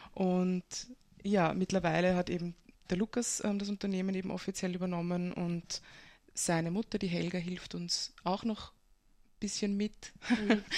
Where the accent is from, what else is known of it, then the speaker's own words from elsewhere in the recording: Breitenfurt bei Wien, Lower Austria, Austria; moved away as an adult; also born or lived in Vienna; now in Kobersdorf, Austria; ich bin geboren in Wien und aufgewachsen in Brettenfurt bei Wien